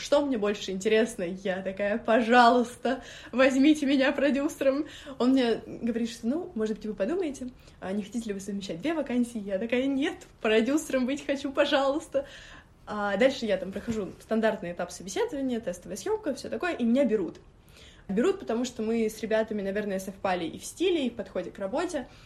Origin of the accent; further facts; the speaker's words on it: Moscow, Russia; also born or lived in Orekhovo-Zuyevo; я считаю себя москвичкой, через три дня я была в Москве, всю жизнь живу в Москве.